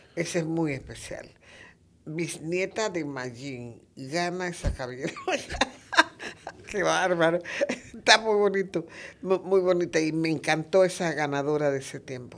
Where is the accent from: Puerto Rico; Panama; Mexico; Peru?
Panama; Macaracas, Los Santos; Yo soy de Macaracas